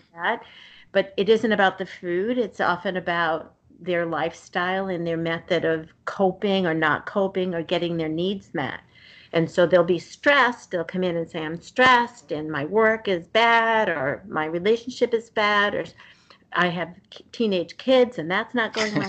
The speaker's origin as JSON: {"language": "English", "town": "Somerville", "region": "Massachusetts", "country": "United States", "tie": "born or raised there", "said": "I grew up in the city in uh, Somerville, and so right mm-hmm. outside of Boston"}